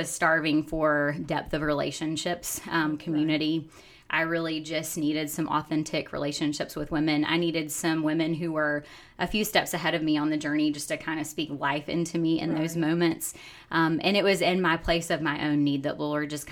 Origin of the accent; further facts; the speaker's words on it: South Carolina, United States; moved away as an adult; now in Oklahoma, United States; originally I am from South Carolina, born and raised, grew up in IPHC churches in South Carolina